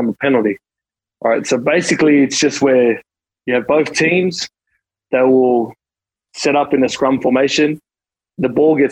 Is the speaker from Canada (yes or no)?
no; Australia; moved away; growing up in Australia